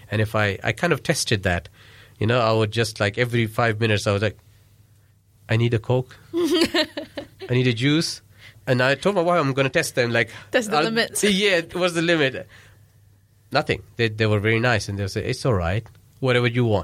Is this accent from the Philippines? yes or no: no; Pakistan; English is a second language; So, yeah, so that's, that's one of the things I felt, but not as a Pakistani. As a Pakistani, they had a lot of respect for us.